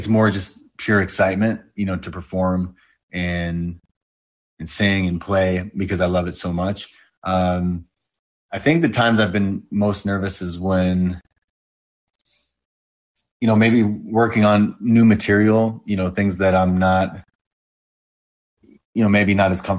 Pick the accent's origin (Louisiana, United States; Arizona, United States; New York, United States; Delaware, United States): New York, United States; I'm from New York